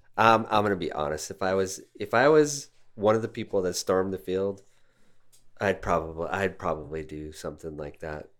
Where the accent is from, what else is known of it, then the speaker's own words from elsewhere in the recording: Denver, Colorado, United States; here in Denver